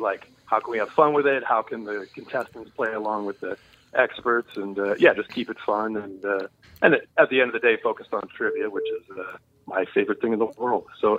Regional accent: Andover, Minnesota, United States; I'm a Minnesota native. I grew up in Andover. I went to Blaine High School.

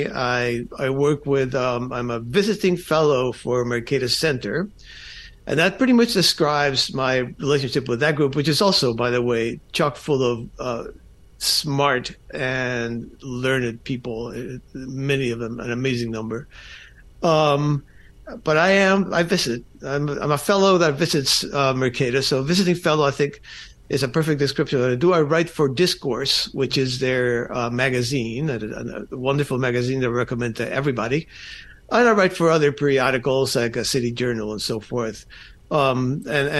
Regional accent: Falls Church, Virginia, United States; also born or lived in Cuba / Miami / Vienna, Virginia; I grew up in Falls Church, Virginia, outside Washington, D.C.

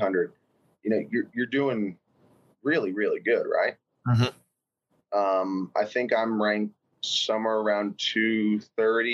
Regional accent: Northeast Pennsylvania, United States; I grew up in Northeast Pennsylvania

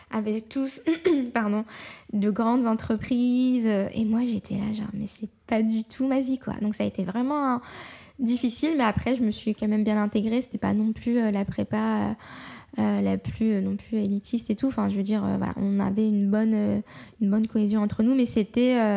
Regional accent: France; je suis française à 100%, mais je suis aussi euh, marocaine, je suis aussi musulmane

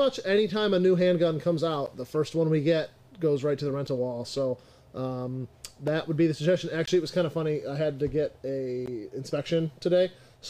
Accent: United States; now in Monroe; So I live in Monroe, but I'm traditionally from Genesee County.

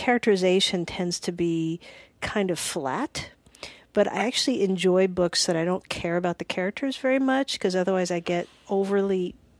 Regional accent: Alabama, United States; also born or lived in Georgia; No, I'm from Alabama and Georgia.

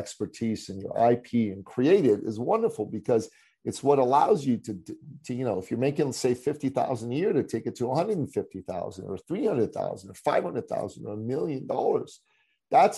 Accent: Iran; moved away; I come from the Middle East. I come from Iran. I'm a Christian. I'm an ethnic minority in my country

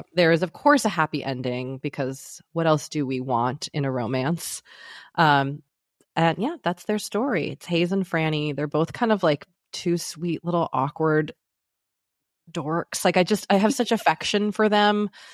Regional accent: outside of Boston, Massachusetts, United States; moved away as an adult; also born or lived in New York City; now in Los Angeles, United States; I grew up outside of Boston

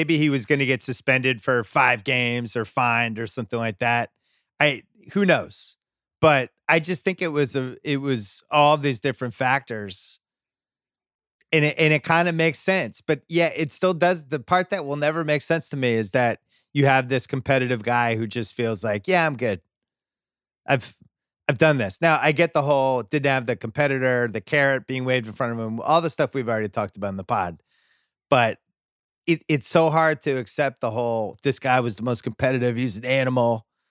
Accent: New England, United States; we always heard like growing up in New England about Bird's legendary work ethic.

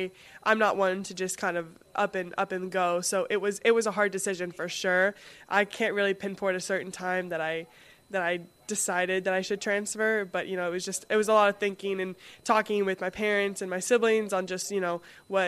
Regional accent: West Palm Beach, Florida, United States; now in Madison, United States; West Palm Beach, Florida.

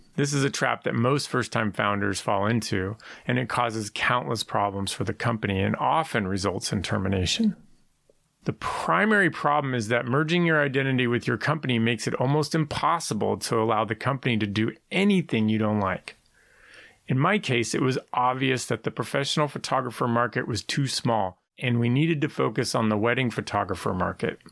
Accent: San Francisco, California, United States; I was born in San Francisco in 1971 to parents who grew up there

